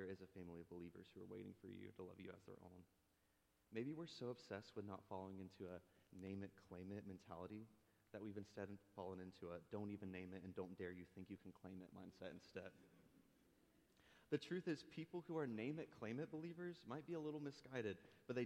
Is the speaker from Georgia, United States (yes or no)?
yes; Nahunta, Georgia, United States; moved away; small town Nahanna, Georgia, southeast Georgia